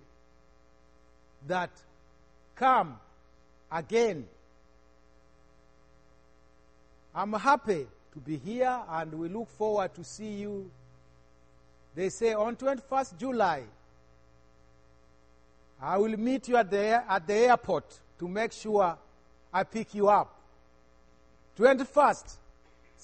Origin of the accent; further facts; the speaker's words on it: Uganda; I come from Uganda, East Africa.